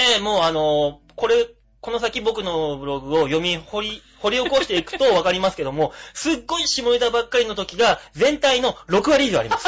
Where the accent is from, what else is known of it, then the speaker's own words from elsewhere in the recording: Japan; 僕日本人ですから